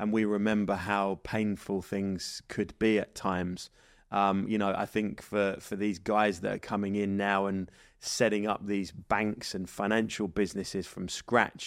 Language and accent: English; England, United Kingdom; now in Dubai, United Arab Emirates; as English people